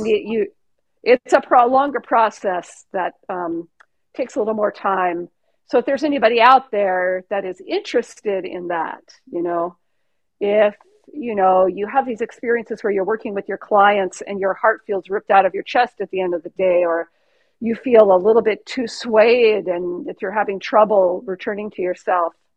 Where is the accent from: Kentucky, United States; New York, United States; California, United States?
California, United States; I'm from California